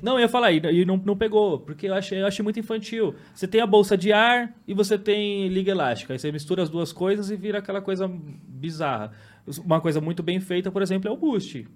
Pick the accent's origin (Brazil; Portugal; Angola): Brazil; São Paulo; Eu cresci, nasci e cresci no mesmo bairro e praticamente moro até hoje